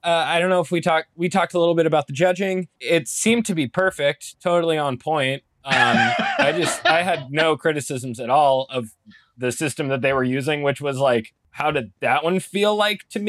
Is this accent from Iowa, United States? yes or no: no; Phoenix, Arizona, United States; I'm from Phoenix.